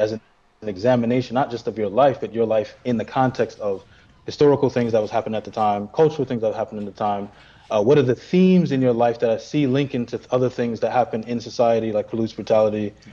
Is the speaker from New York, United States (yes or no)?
yes; New York City, New York, United States; being in Brooklyn and growing up with the … and …. Even though we're from Brooklyn